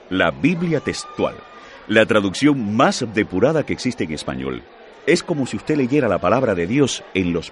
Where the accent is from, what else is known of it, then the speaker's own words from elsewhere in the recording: Tolima, Colombia; Yo soy del Tolima.